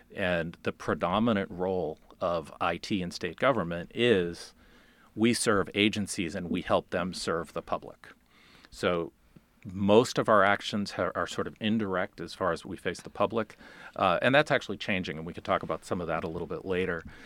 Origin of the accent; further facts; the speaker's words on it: Boston, Massachusetts, United States; moved away as an adult; also born or lived in Farmington, Maine; now in Maine, United States; I'm originally from the Boston area